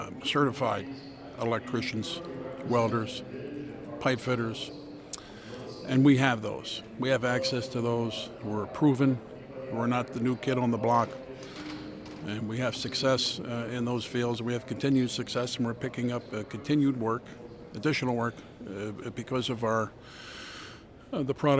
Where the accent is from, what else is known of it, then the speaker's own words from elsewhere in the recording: Dodge, North Dakota, United States; I'm from Dodge, North Dakota, which is about a half an hour south of Kildare